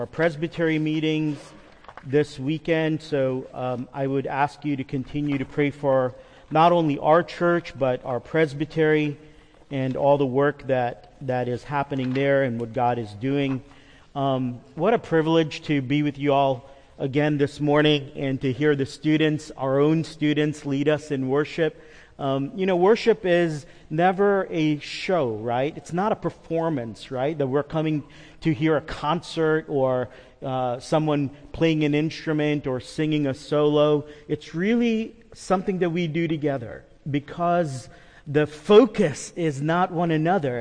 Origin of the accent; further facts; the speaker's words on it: New York, United States; I'm a New Yorker.